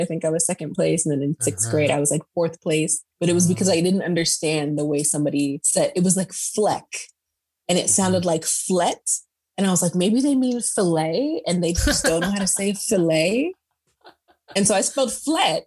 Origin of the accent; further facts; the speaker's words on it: Perris, California, United States; also born or lived in San Diego; I grew up in Paris, which is in Riverside County of California